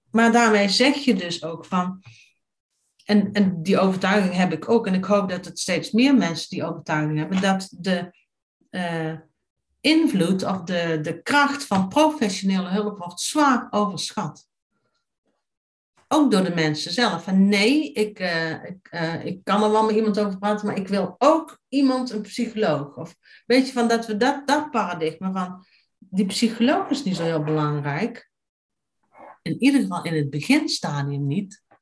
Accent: Tilburg, North Brabant, Netherlands; Maar mijn roots liggen in Tilburg. En ik ken echt ik ken Tilburg vanavond tot gort.

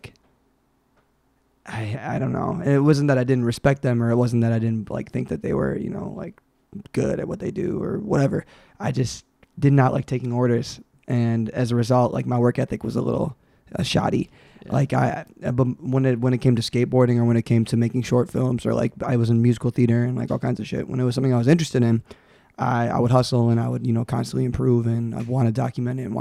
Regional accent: Pontiac, Michigan, United States; also born or lived in Rochester Hills, Michigan / Hazel Park, Michigan; I was born in Michigan

